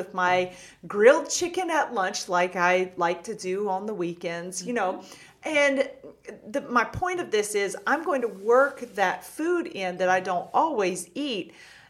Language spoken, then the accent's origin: English; Georgia, United States; moved away; I'm from Georgia originally.